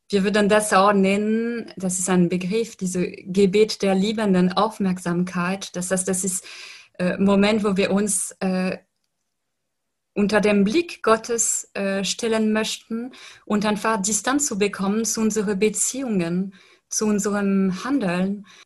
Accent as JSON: {"language": "German", "country": "France", "said": "ich lebe in einer Gesellschaft, aber ich stamme aus Frankreich und in Frankreich zum Beispiel sind äh, sehr säkularisiert"}